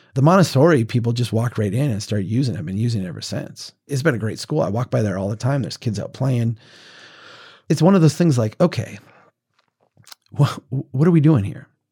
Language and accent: English; central Minnesota, United States; here in my hometown